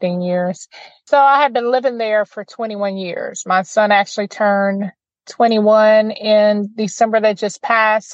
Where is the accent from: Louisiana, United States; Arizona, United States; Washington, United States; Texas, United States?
Louisiana, United States; Opelousas; now in Lake Charles, United States; I'm originally from Opelousas